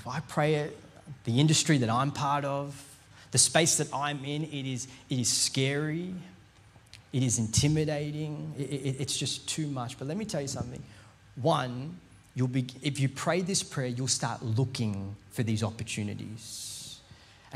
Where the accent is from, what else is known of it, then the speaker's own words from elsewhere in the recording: India; I'm Indian